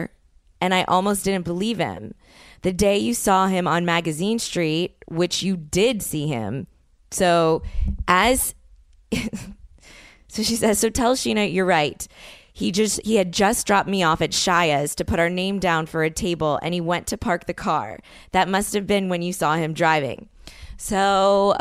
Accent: New Orleans, Louisiana, United States; moved away; people that I grew up with in New Orleans

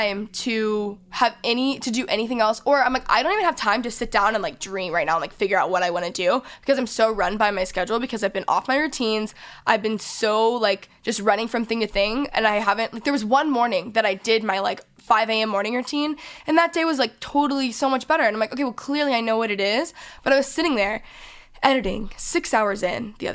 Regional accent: Texas, United States; now in Los Angeles, United States; I grew up in Texas

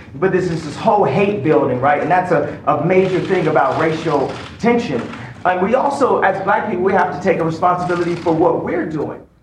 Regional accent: United States; I'm an American

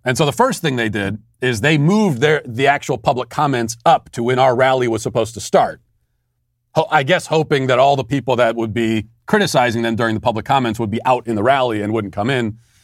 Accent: United States; I'm American. I, my, American culture is my culture

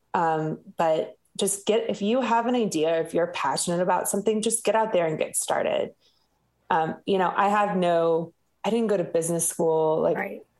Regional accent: the South, United States; I'm from the South

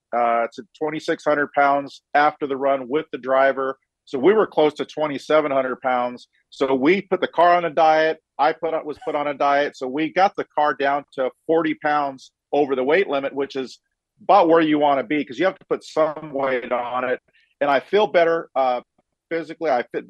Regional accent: Chino, California, United States; I grew up here near Chino.

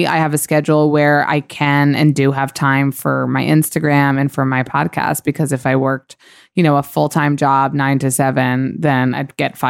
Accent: Israel; English is a second language; now in New York, United States; So I think when I moved from Israel to New York and I was having kind of a rough patch

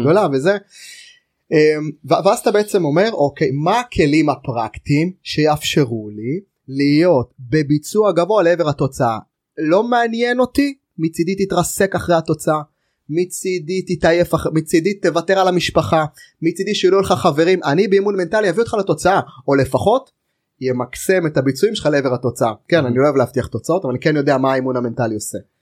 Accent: Israel; אנחנו ישראלים היהודים

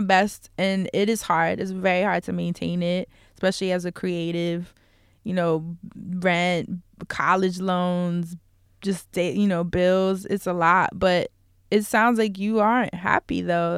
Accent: New York City, New York, United States; I'm from New York

